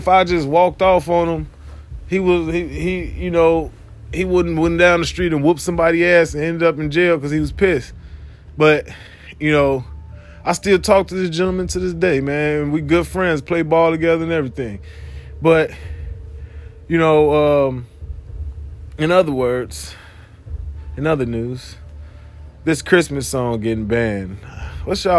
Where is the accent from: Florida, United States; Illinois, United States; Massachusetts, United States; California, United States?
Illinois, United States; Chicago; I'm from Chicago myself